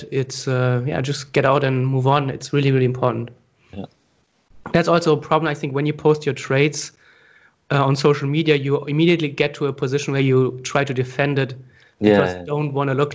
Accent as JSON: {"language": "English", "country": "Germany", "also_born_or_lived": "Frankfurt, Germany / Asia", "moved": "as an adult", "said": "we're both from Germany"}